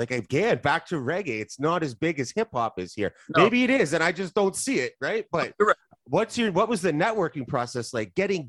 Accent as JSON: {"language": "English", "area": "Tri-Cities", "region": "Ontario", "country": "Canada", "said": "We're from the Tri-Cities as well."}